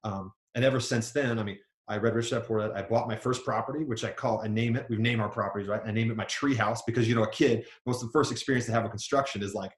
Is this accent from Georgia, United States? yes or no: yes; Georgia, United States; born there; also born or lived in New York / Virginia / Kansas / Germany; now in Utah, United States; So I grew up all over the United States. I was born in Georgia, lived in New York, Virginia, Kansas, Germany, lived all over the place, ended up in Utah.